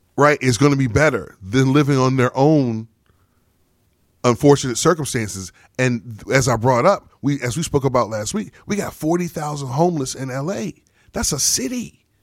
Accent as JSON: {"language": "English", "town": "El Paso", "region": "Texas", "country": "United States", "tie": "born or raised there", "said": "I was born in El Paso, Texas."}